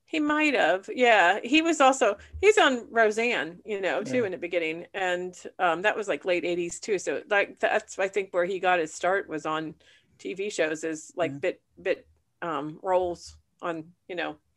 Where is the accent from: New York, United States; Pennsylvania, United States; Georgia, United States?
Pennsylvania, United States; Punxsutawney; I was from Punxsutawney